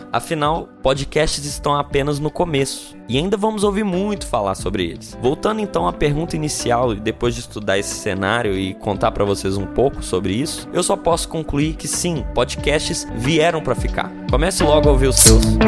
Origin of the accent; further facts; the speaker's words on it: Brazil; nós brasileiros